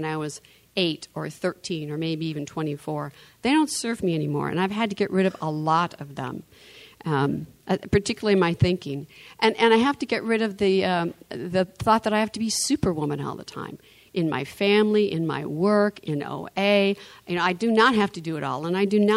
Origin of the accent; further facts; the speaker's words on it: Michigan, United States; I'm from Michigan.